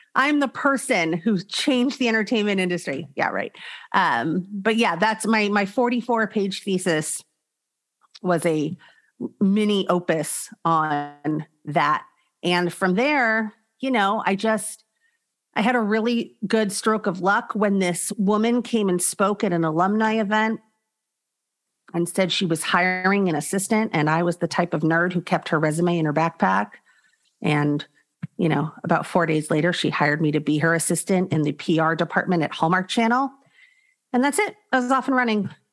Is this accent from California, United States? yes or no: yes; Los Angeles, California, United States; also born or lived in Arizona; I was born in the San Fernando Valley. I grew up in the San Fernando Valley